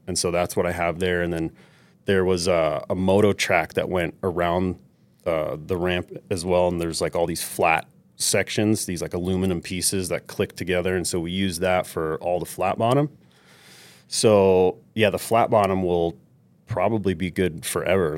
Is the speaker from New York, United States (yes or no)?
yes; New York City, New York, United States; moved away; I grew up in New York City